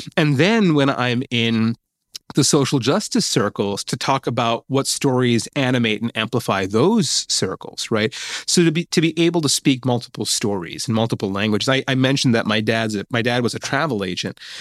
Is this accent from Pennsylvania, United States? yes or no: no; Mid Hudson Valley, New York, United States; moved away; the area where I was growing up in Mid Hudson Valley, New York